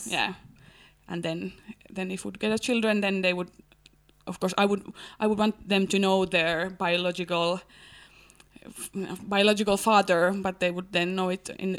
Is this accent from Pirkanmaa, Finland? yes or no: no; Helsinki, Uusimaa, Finland; English is a second language; I'm from Helsinki and I'm engaged to get married.